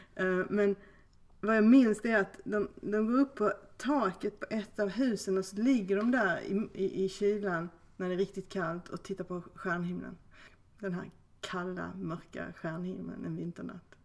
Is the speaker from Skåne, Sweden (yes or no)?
yes; Skåne, Sweden; born or raised there